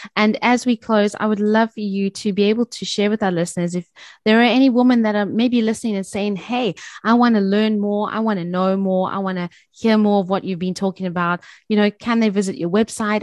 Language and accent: English; South Africa; as South African women